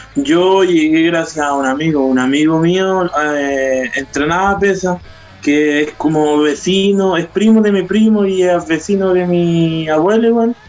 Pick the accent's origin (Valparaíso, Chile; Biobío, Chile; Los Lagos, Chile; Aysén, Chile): Biobío, Chile; Curanilahue; also born or lived in Santiago; yo soy de curanilagüe de la octava región